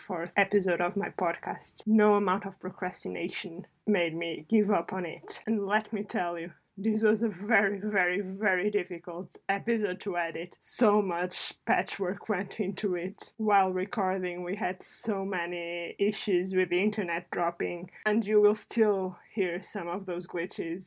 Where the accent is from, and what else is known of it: Portugal; English is a second language; now in United Kingdom